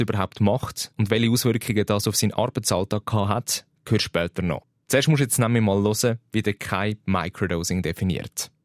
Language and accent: German; Switzerland; bei uns in der Schweiz